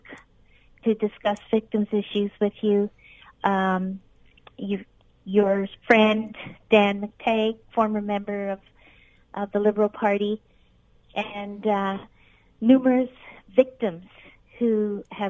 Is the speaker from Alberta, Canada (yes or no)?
no; Ontario, Canada; a Canadian who actually lived in Canada